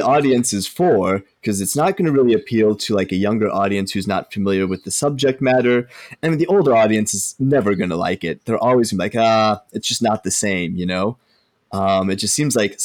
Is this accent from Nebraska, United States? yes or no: yes; Omaha, Nebraska, United States; we grew up in Omaha, Nebraska